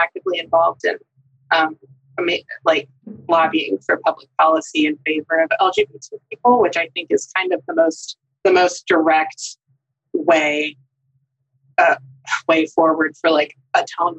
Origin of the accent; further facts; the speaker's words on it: North Texas, United States; I literally never heard affirming theology growing up in North Texas.